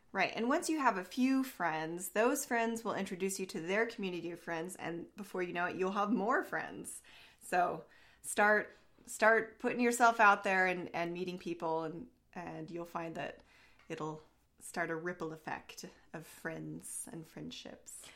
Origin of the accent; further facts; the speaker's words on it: Southern Oregon, United States; this is where I live in the area where I grew up.